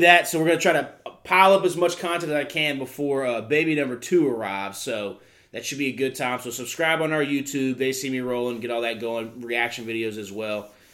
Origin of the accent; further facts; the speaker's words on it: the South, United States; growing up in the South